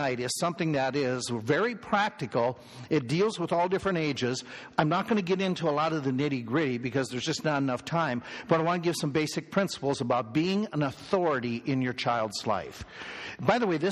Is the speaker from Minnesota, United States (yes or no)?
yes; Minnesota, United States; I grew up in Minnesota.